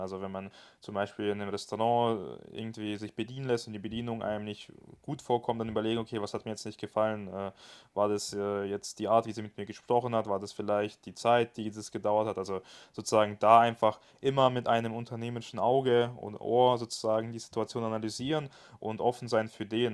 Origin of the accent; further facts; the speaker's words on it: Germany; bei uns in Deutschland